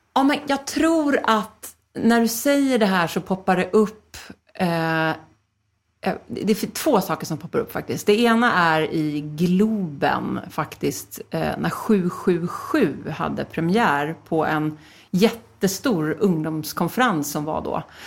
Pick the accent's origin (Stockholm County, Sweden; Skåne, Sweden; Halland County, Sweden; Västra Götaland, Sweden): Stockholm County, Sweden; Stockholm; Philadelphia kyrkan i Stockholm där jag växte upp